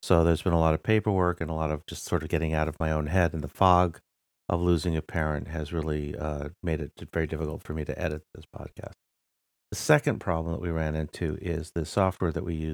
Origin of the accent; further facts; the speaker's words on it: United States; I'm your American host